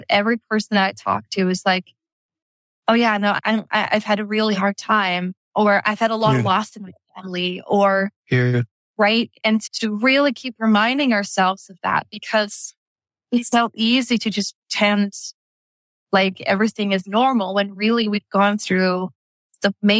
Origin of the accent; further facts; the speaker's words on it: Netherlands; moved away as an adult; Dutch, right? Born and raised in Holland